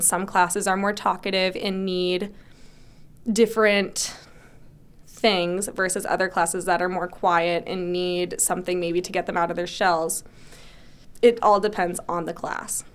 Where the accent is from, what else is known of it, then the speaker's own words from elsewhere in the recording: Barnstable, Massachusetts, United States; also born or lived in Springfield, Massachusetts; I'm from Barnstable. So I was actually born in Springfield, Mass, so I'm not technically a native, but I consider it because I moved here when I was one, but I've lived in Barnstable my whole life